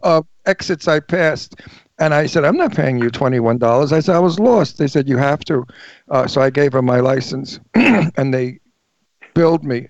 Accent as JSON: {"language": "English", "town": "New York City", "region": "New York", "country": "United States", "also_born_or_lived": "Long Island", "moved": "yes", "said": "I'm from New York, from Brooklyn"}